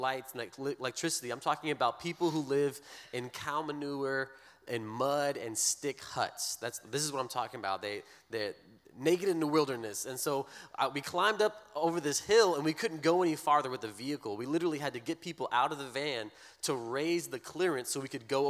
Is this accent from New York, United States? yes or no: no; Breaux Bridge, Louisiana, United States; moved away as an adult; now in Kenya; I'm from Lake Martin area